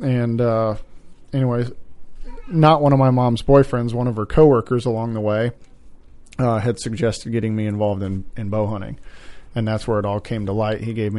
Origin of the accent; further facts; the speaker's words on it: Nevada, Iowa, United States; I was born and raised small town in Nevada, Iowa, just outside of Ames.